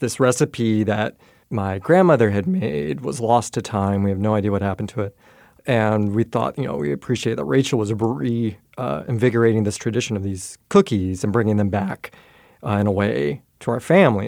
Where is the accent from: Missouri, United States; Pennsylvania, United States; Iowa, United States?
Iowa, United States; rural; now in Chicago, United States; my hometown in, in rural Iowa